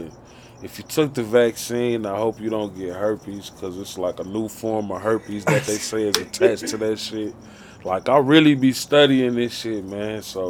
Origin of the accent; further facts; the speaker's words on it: Chicago, Illinois, United States; moved away as an adult; also born or lived in Nashville, Tennessee / Michigan; now in Arizona, United States; being born and raised in Chicago till I was grown. And then I moved to the South and stayed there for a long time